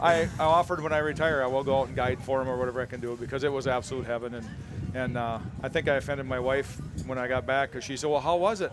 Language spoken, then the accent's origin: English; Wisconsin, United States; we grew up in Wisconsin